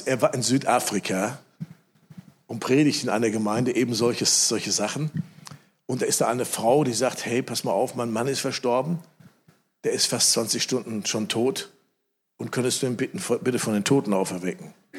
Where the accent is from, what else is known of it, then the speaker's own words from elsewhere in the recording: Germany; ich sitze da als Deutscher